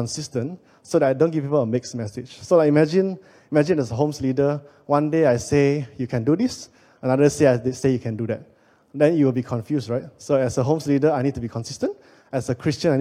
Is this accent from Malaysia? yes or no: yes; Penang, Malaysia; moved away as an adult; also born or lived in Kuala Lumpur, Malaysia; I'm originally from Penang, but I got a job in KL